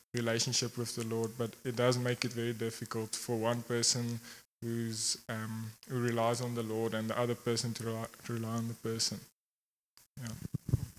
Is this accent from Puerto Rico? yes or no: no; Secunda, Mpumalanga, South Africa; I grew up here in Secunda